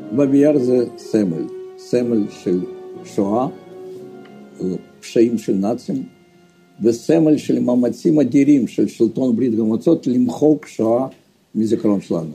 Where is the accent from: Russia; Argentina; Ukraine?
Ukraine; Donetsk, Donetsk Oblast; moved away as an adult; now in Israel; נולדתי באוקראינה בעיר סטלינו, לא שהיום זה דנצק. גדלתי שם